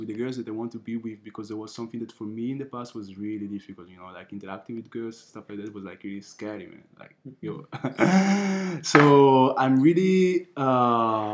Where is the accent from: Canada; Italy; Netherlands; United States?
Italy; Milan, Lombardy; also born or lived in Nigeria (ancestry) / Ghana (ancestry); now in Budapest, Hungary; I was born in Italy. My parents from Africa. My mother from Nigeria and my father from Ghana